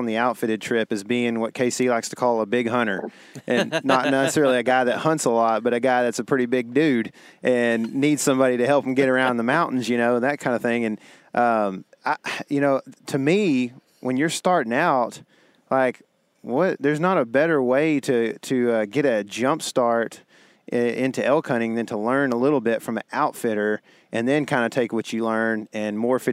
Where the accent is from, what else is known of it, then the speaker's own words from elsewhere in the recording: Texas, United States; being a Texan